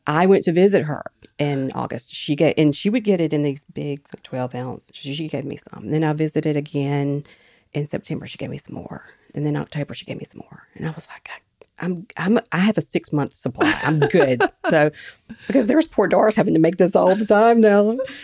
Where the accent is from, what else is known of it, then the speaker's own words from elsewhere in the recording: Quitman, Mississippi, United States; my hometown, Quitman, Mississippi